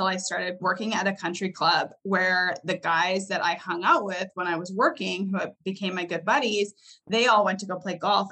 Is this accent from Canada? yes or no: yes; Canada; I grew up in Canada, so I was actually big into snowboarding